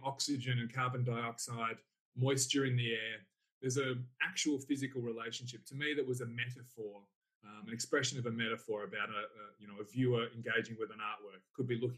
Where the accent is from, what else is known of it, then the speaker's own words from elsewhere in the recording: Salisbury, South Australia, Australia; also born or lived in Burnside, South Australia; now in Kyneton, Australia; I grew up in Salisbury